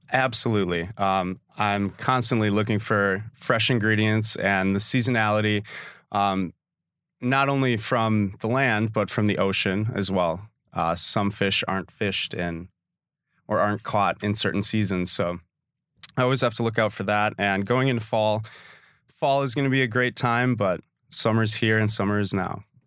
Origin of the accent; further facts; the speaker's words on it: Sister Bay, Wisconsin, United States; also born or lived in Milwaukee; I grew up in Sister Bay